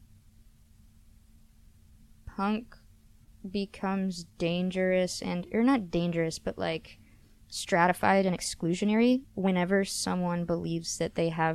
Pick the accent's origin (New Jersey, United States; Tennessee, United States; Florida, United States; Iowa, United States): Tennessee, United States; Memphis; when I was growing up in Memphis